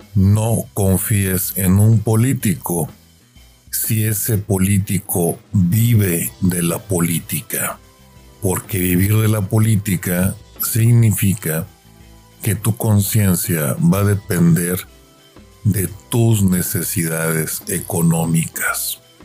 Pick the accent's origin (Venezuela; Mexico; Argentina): Mexico